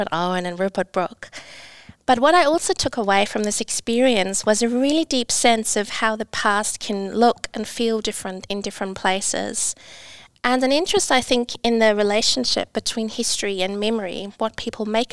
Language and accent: English; East Germany, Germany; moved away; also born or lived in England; I grew up in East Germany